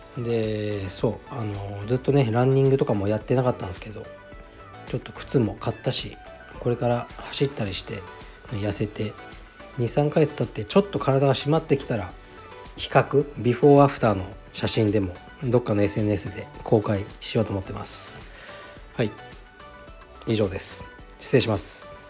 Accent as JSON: {"language": "Japanese", "region": "Kyushu", "country": "Japan", "tie": "born or raised there", "said": "出身は九州で同じ"}